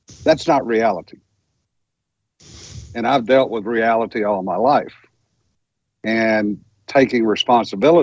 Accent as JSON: {"language": "English", "region": "Louisiana", "country": "United States", "said": "I'm just a dumb old country boy from Louisiana"}